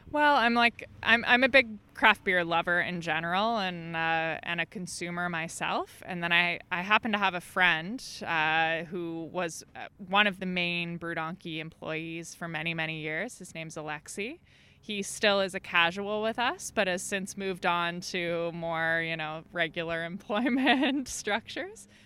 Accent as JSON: {"language": "English", "area": "Dufferin County", "region": "Ontario", "country": "Canada", "moved": "yes", "lives_now": "Ottawa, Canada", "said": "I'm from Dufferin County, which is uh, yeah in more southern Ontario."}